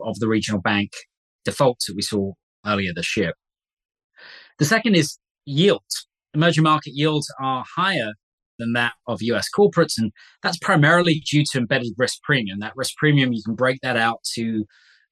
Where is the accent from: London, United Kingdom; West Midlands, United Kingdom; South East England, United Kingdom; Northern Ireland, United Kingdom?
West Midlands, United Kingdom; Coventry; My hometown is a place called Coventry in England